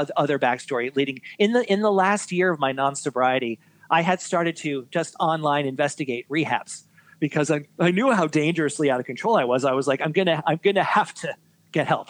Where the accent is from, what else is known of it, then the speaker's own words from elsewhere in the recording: New York City, New York, United States; born and born and raised in New York City